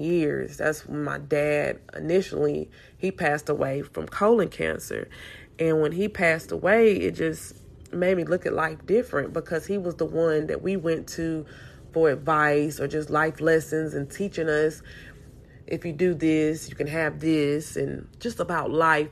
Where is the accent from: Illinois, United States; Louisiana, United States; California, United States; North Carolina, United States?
North Carolina, United States; Salisbury; moved away as an adult; now in Houston, United States; I'm from North Carolina, Salisbury, North Carolina